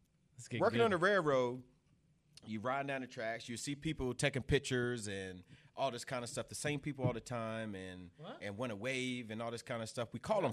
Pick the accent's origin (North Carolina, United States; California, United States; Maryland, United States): Maryland, United States; Eastern Shore of; moved away as an adult; also born or lived in Cleveland, Tennessee; now in Oklahoma, United States; I'm originally from Maryland, the Eastern Shore of Maryland, which is about 2 hours south of Baltimore across the Chesapeake Bay Bridge. I moved to Oklahoma in 2007.